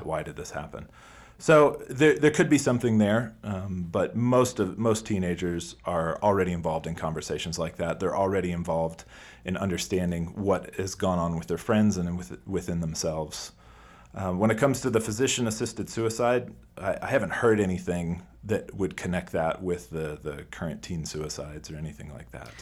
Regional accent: United States

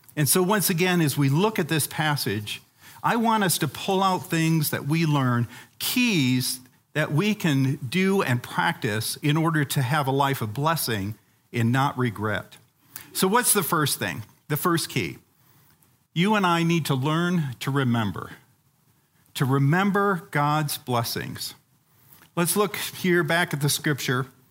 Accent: Uganda; moved away; When I was a kid growing up in Africa, um, in the country of Uganda

